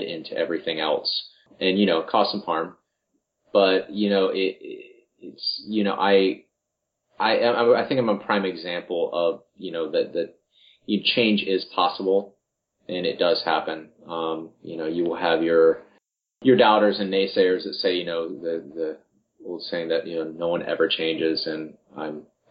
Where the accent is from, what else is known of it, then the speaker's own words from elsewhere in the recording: Marion, Ohio, United States; I was born in Marion, Ohio.